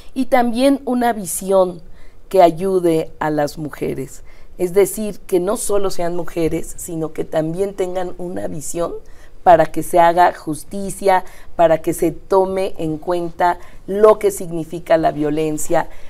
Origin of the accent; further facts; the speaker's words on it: Mexico City, Mexico; also born or lived in Iztapalapa, Mexico City; yo nací en el Poniente, nací En, la, colonia Nativitas